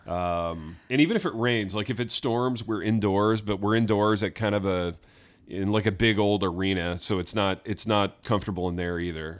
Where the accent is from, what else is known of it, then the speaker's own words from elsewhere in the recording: Indiana, United States; growing up in Indiana